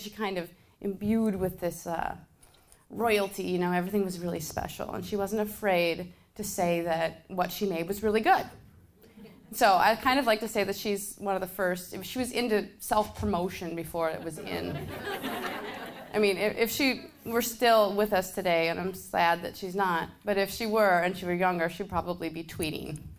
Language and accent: English; Park Rapids, Minnesota, United States; moved away as an adult; also born or lived in New York City; I grew up in Park Rapids, Minnesota, which is, I don't know if you're familiar with that, but it's a pretty small town.